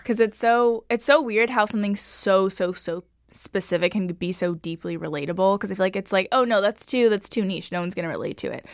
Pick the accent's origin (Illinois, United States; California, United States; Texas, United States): California, United States; Los Angeles; born or raised there